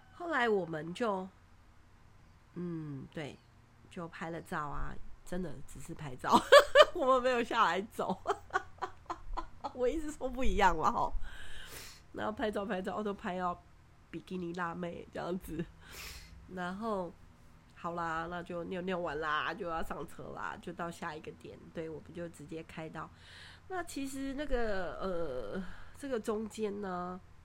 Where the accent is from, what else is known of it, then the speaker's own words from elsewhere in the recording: Taiwan; 我们从台湾来